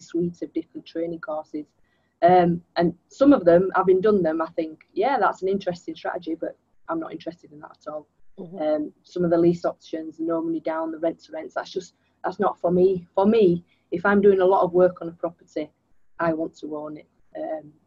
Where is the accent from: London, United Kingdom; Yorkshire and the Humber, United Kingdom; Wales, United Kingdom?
Yorkshire and the Humber, United Kingdom; Leeds; I am born and raised in Leeds, and because I've lived in this area all my life, even went to university here